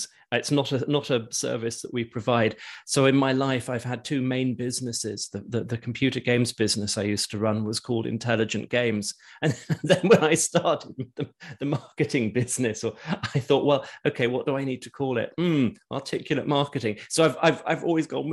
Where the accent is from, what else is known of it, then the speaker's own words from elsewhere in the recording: United Kingdom; also born or lived in London; I grew up in the UK, and all my businesses have been here